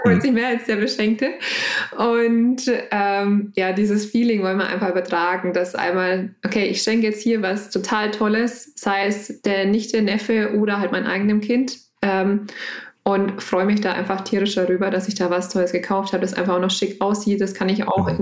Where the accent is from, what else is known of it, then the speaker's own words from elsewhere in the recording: Lower Franconia, Bavaria, Germany; komme gebürtig aus Unterfranken und immer noch in Unterfranken geblieben